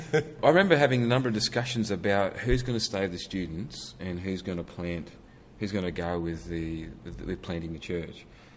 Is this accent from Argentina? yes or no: no; New South Wales, Australia; also born or lived in Gilgandra, New South Wales / Ballina, New South Wales / Gosford, New South Wales; I was born in Gilgandra near Dubbo. Moved from there. Mum and dad spent 10 or more years there. We went to Ballina on the far north coast of New South Wales. Did my primary schooling there. Then went to Gosford on the central coast.